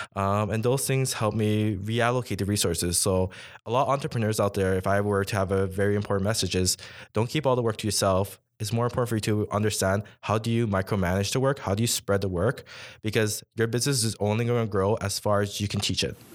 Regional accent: Toronto, Ontario, Canada; now in Ottawa, Canada; I'm actually from Toronto

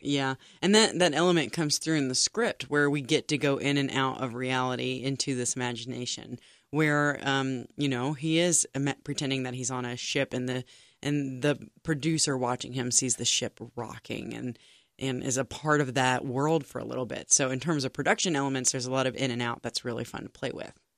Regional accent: Texas, United States; now in Cincinnati, United States; as a Texan

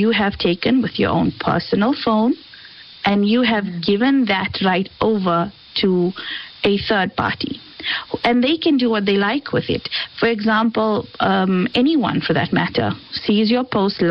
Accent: South Africa; we're South African

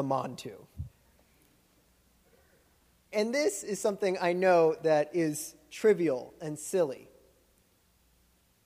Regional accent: Florida, United States; moved away; I grew up in Florida, which is like the theme park

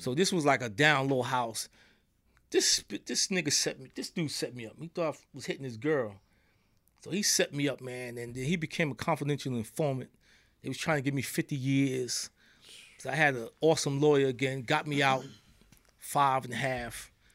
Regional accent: New York, United States; accent: New York; they hear from my accent. I'm from New York

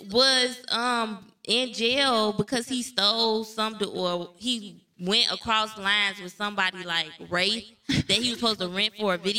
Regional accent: Chicago, Illinois, United States; I'm not from here. I'm from Chicago.

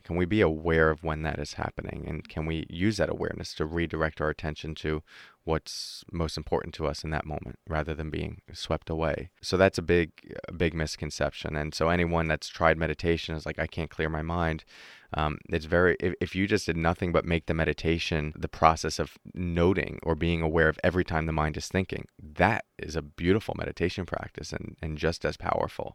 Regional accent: New York, United States; I'm from New York, uh, the U S.

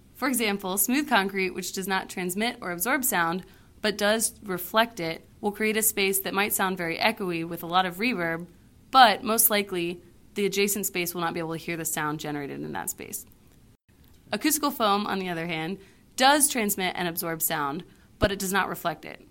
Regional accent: Houston, Texas, United States; I'm from Houston, Texas

